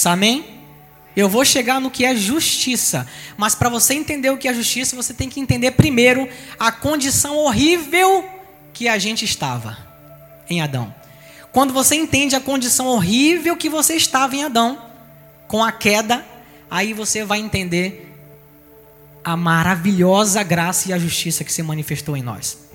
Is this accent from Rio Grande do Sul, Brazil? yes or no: no; Salvador, Bahia, Brazil; now in Rio de Janeiro, Brazil; eu sou de Salvador, então eu sou solteropolitano e nós viemos para o Rio de Janeiro. A história da gente mudou completamente e tivemos filhos aqui no Rio de Janeiro.